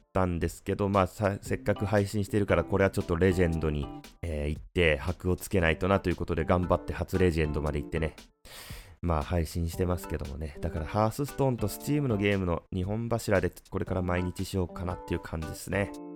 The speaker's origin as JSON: {"language": "Japanese", "region": "Fukuoka", "country": "Japan", "said": "僕、福岡の人間なんで"}